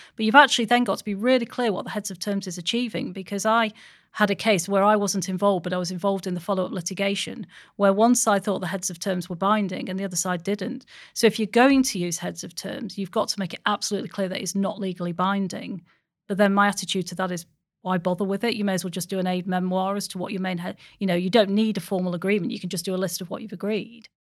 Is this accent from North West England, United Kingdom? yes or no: yes; Stockport, North West England, United Kingdom; I'm from Stockport